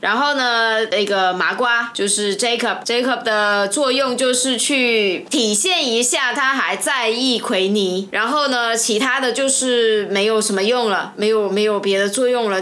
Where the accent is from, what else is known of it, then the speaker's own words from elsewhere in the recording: China; 我们中国人